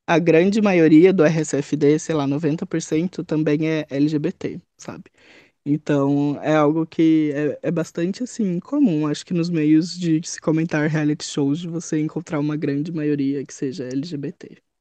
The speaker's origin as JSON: {"language": "Portuguese", "region": "São Paulo", "country": "Brazil", "said": "eu sou de São Paulo, tenho 25 anos"}